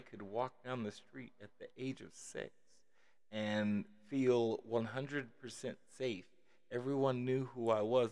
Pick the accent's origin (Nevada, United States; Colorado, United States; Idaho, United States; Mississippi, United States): Nevada, United States; Las Vegas; also born or lived in Kansas City, Missouri; at about five or six, uh, uh, we moved to Las Vegas